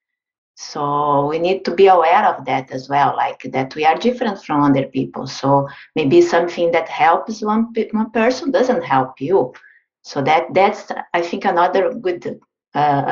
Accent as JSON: {"language": "English", "country": "Brazil", "moved": "yes", "said": "I'm originally from Brazil."}